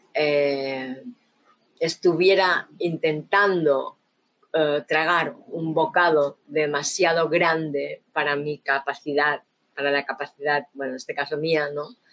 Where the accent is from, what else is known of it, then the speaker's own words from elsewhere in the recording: Barcelona, Catalonia, Spain; crecí en Barcelona, ¿no? En la Barcelona de los 70, 80